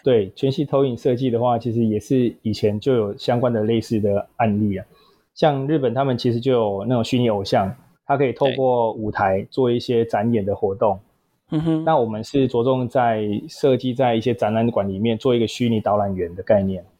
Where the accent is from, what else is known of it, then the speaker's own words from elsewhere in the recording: southern Taiwan, Taiwan; 本身南部人啊，所以求学阶段啦，然后也没有到北部，然后也是土生土长的南部人